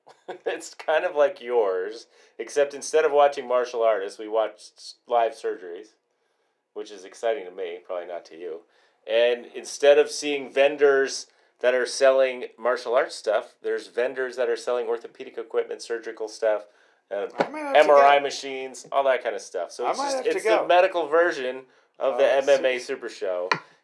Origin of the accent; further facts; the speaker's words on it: Arizona, United States; where I grew up in Arizona, open carry